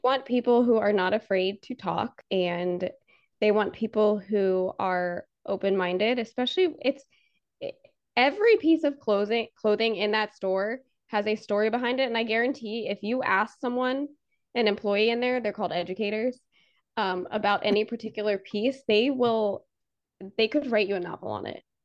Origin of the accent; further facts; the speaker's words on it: outside Annapolis, Maryland, United States; moved away as an adult; now in Florida, United States; I grew up in Maryland, uh, right outside of Annapolis